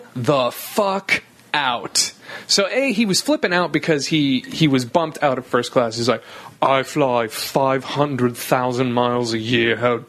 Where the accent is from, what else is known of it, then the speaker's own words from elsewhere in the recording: Sonoma, California, United States; now in San Francisco, United States; "Oh, where are you from?" I go, "Sonoma."